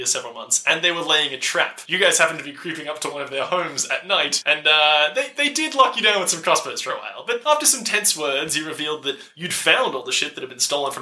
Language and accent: English; Ireland; I'm Irish